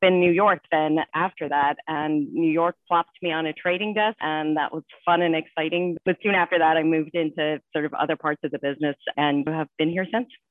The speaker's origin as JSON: {"language": "English", "country": "Ireland", "tie": "born or raised there", "moved": "as an adult", "said": "I grew up in Ireland and I came over here after college."}